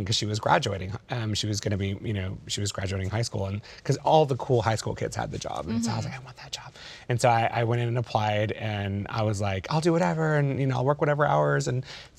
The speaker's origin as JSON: {"language": "English", "region": "Texas", "country": "United States", "tie": "born or raised there", "said": "the dream job that I had was in my hometown. We had this little video store / tanning salon."}